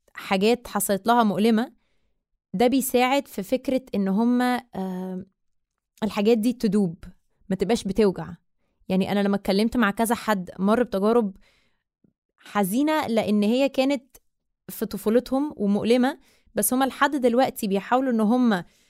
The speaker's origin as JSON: {"language": "Arabic", "country": "Egypt", "said": "أنا مصرية من أم من الجبل الأسود بابا مصري ومامتي من مونتينيجرو"}